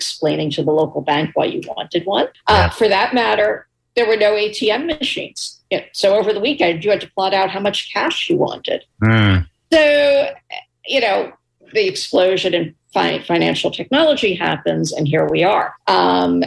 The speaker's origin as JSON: {"language": "English", "town": "New York City", "region": "New York", "country": "United States", "tie": "born or raised there", "said": "I was a little girl growing up in New York City"}